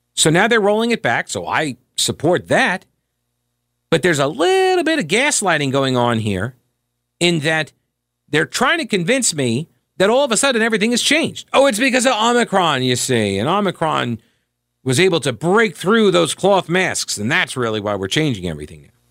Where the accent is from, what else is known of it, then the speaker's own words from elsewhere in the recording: New York, United States; moved away as an adult; also born or lived in South Carolina; I was growing up in, uh, growing up in New York